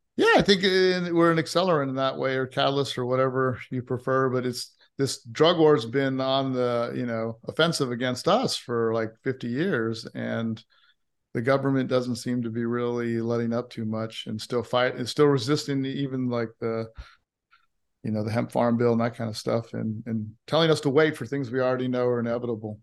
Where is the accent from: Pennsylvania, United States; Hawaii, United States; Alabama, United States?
Hawaii, United States; also born or lived in California; now in Austin, United States; I grew up in Hawaii with, uh, a Christian, a Methodist Christian mother and a Muslim father